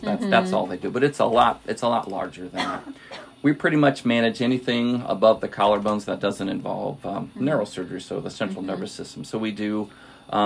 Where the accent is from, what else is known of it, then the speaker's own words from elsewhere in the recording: Washington, Missouri, United States; also born or lived in San Antonio, Texas; I grew up out in Washington, Missouri, which is about an hour west of here